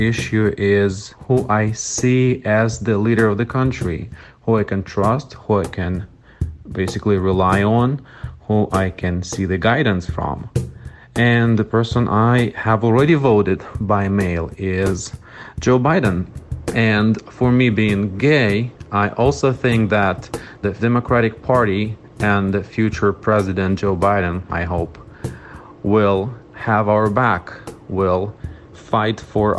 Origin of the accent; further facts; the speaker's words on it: Russia; now in United States; I am a naturalized citizen of the United States. I'm originally from Russia, and this will be my first time voting.